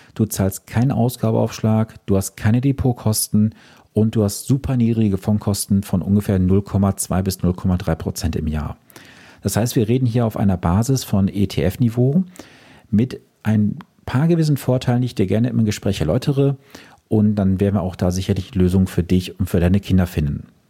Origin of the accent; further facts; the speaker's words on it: Germany; bei uns in Deutschland